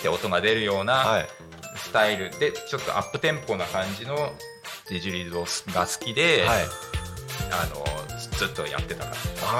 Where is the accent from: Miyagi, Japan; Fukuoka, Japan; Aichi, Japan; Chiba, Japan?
Chiba, Japan; Narita; 生まれは成田ですよ。